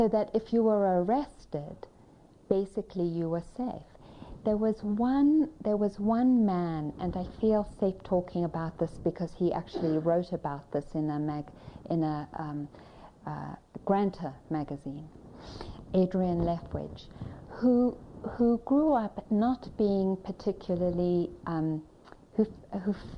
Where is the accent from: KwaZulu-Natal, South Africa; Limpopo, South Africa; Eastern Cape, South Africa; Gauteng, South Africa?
Gauteng, South Africa; Johannesburg; I was born in Johannesburg, South Africa